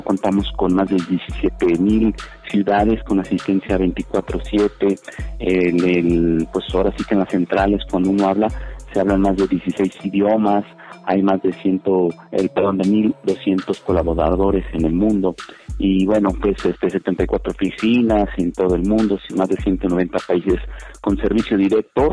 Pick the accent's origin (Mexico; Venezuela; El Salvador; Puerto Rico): Mexico; uno como es mexicano